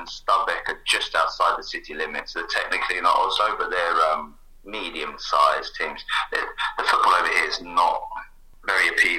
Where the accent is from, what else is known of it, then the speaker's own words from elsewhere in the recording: Burgess Hill, South East England, United Kingdom; moved away as an adult; also born or lived in Bærum, Norway / Buenos Aires, Argentina; now in Oslo, Norway; I grew up in a town called Burgess Hill.